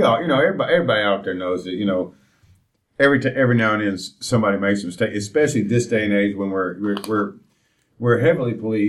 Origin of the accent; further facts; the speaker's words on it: Nashville, Tennessee, United States; You know, we're from Nashville